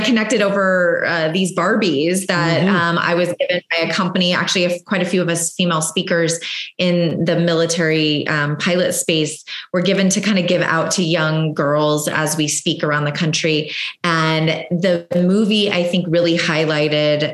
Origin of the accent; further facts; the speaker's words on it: Southern California, United States; I grew up in Southern California, which there's quite a few Marine bases out there